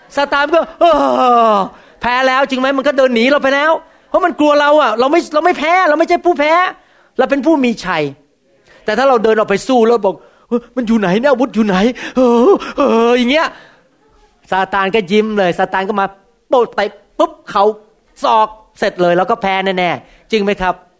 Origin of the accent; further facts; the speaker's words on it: Thailand; ผมเป็นคนไทยเหมือนกัน